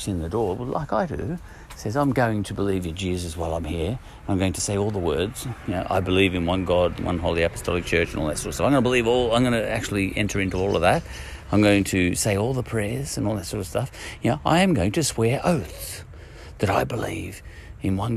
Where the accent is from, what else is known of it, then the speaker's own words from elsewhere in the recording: Australia; We come from Australia